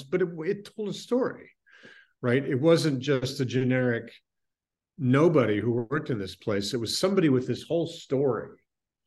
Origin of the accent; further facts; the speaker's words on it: Salt Lake City, Utah, United States; I grew up in Salt Lake City in the 70s